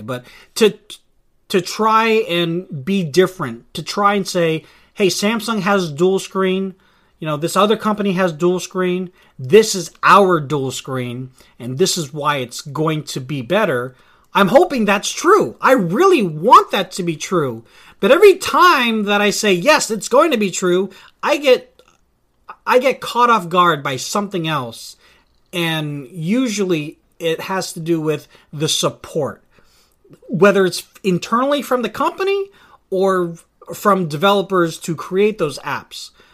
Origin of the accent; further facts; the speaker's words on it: Vallejo, California, United States; here in my hometown, uh, of Vallejo